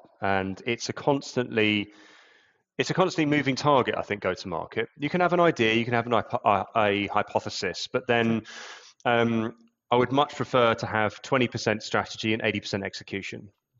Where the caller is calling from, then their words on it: London, United Kingdom; Yeah, London, UK.